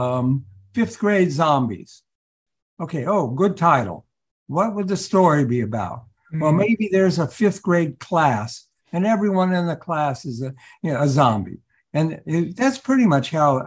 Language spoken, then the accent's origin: English; Columbus, Ohio, United States; moved away as an adult; also born or lived in New York; I grew up in Columbus, Ohio, and I had to get out of Columbus.